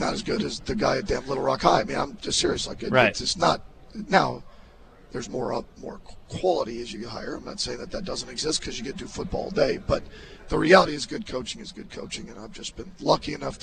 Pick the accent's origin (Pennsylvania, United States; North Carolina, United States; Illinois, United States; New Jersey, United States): Illinois, United States; Wheaton; I grew up in Wheaton, Illinois